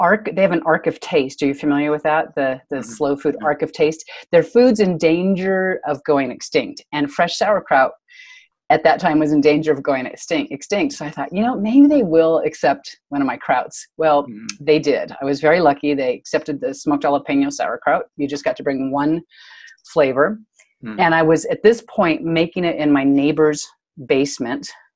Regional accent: Santa Cruz, California, United States; I'm from Santa Cruz, California

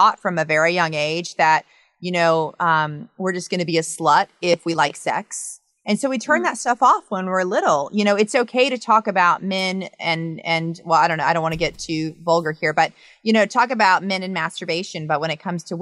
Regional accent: the South, United States; I'm from the South

